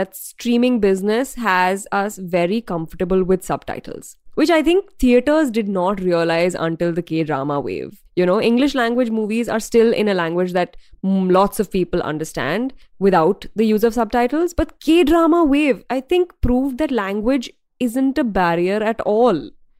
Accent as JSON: {"language": "English", "region": "North India", "country": "India", "tie": "born or raised there", "said": "Being a North Indian, growing up in North India"}